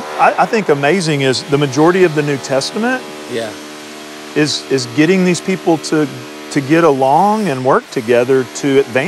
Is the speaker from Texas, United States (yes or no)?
yes; Texas, United States; I'm from Texas. I'm educated in Texas. Grew up here.